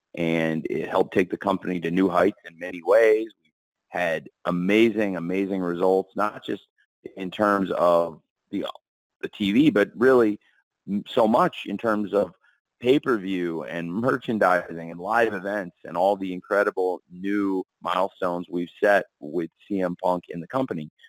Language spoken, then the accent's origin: English; Illinois, United States; I was born in Illinois, and it's a home to me